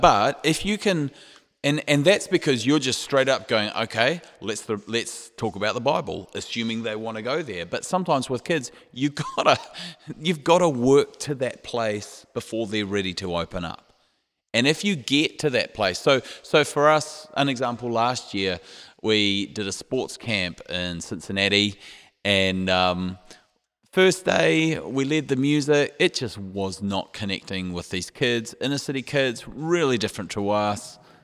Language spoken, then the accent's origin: English; New Zealand; moved away; we're from New Zealand, which is down under